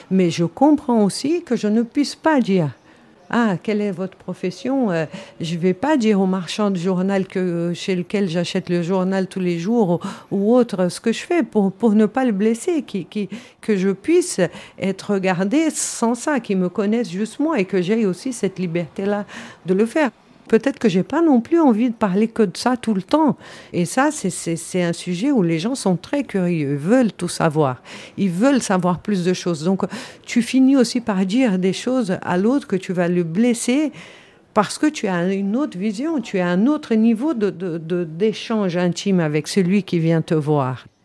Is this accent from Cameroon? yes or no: no; Switzerland; Je suis suissesse, je, personne ne m'a obligé, je parle six langues